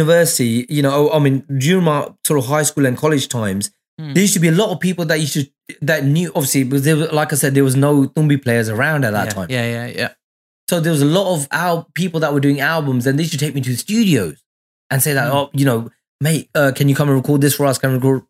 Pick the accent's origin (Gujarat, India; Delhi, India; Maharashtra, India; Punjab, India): Punjab, India; Mullapur; I said, mate, I'm from Mullapur. How lucky was that?